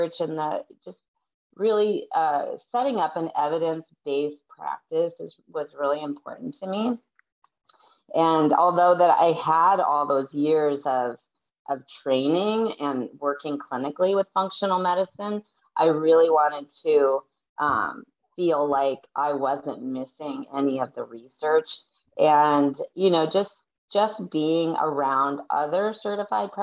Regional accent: Minnesota, United States; also born or lived in San Diego, California; now in California, United States; I live in California now, but I'm from Minnesota.

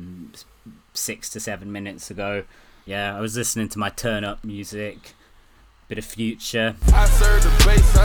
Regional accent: Oxted, South East England, United Kingdom; Keir Starmer's childhood home, which is in my hometown

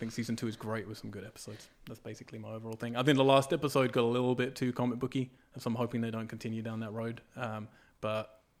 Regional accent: England, United Kingdom; I'm English.

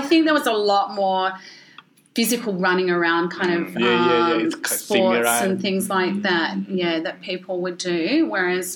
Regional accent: Ballarat, Victoria, Australia; first language English; now in Melbourne, Australia; I grew up in Ballarat

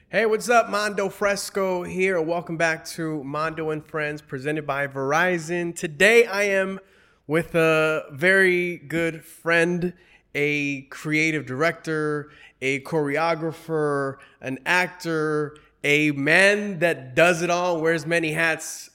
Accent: United States; I'm Mexican American

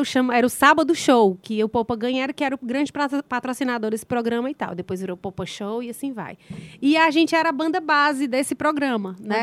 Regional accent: Ceará, Brazil; eu sou cearense, nordestina, então, as minhas raízes são daqui do Nordeste

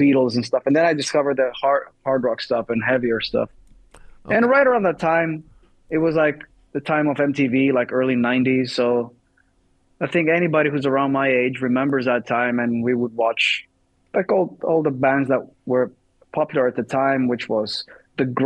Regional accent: Thessaloniki, Central Macedonia, Greece; I'm from Thessaloniki

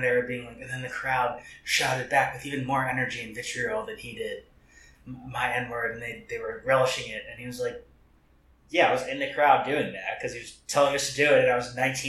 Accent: the South, United States; people used to use this word when I was growing up in the South.

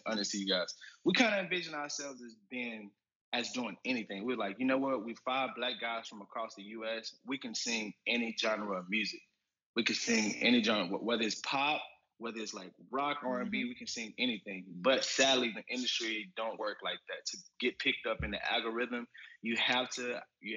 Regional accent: Hollandale, Mississippi, United States; also born or lived in Jackson, Mississippi; I'm originally from Hollandale, Mississippi, a small town about 15 minutes from the Mississippi River. In the Mississippi Delta, typical story, I kind of grew up singing in church, preacher's kid

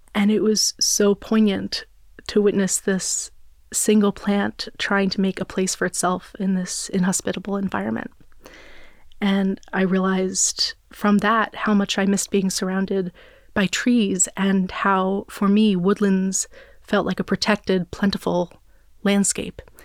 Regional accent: New Jersey, United States; I grew up in New Jersey

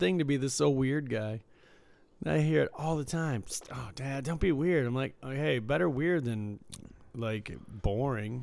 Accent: Michigan, United States; moved away; I was from Michigan

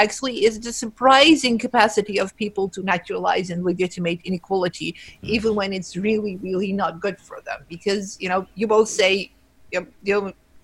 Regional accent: Netherlands; I'm from the Netherlands

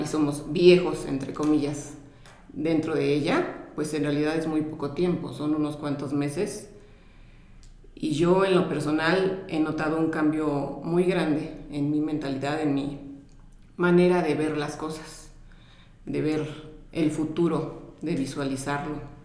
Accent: Mexico; soy de México

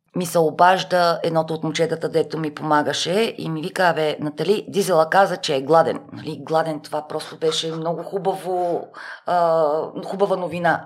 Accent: Sofia, Sofia City, Bulgaria; аз съм от София, т.е. да, родена съм в София, всичките ми роднини са в рамките на 20 км диаметър от София. Ние в Шопско

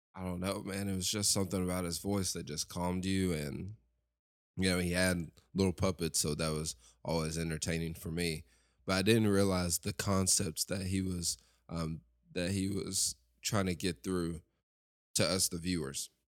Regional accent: Lexington, Tennessee, United States; I grew up in Lexington, Tennessee, West Tennessee

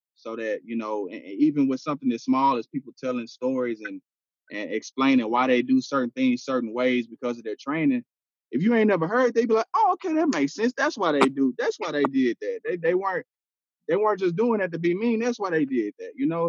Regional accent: Houston, Texas, United States; am from Houston, man. I grew up in Studio Wood

